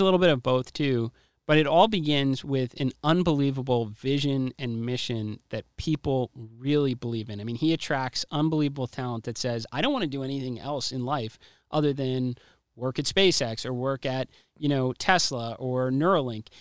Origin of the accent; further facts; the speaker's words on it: United States; I'm an American